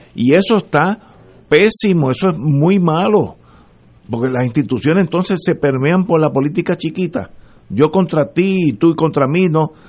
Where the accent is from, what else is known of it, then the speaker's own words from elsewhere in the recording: Puerto Rico; somos puertorriqueños todos